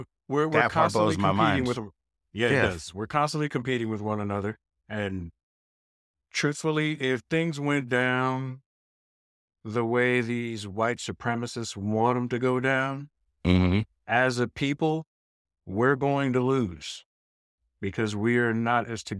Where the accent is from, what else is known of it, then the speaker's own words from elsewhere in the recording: New York, United States; Born and raised in New York